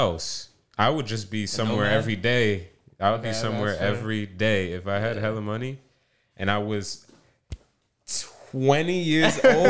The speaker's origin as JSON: {"language": "English", "region": "New York", "country": "United States", "tie": "born or raised there", "said": "I've always been in Chinatown as a kid, New York, since child."}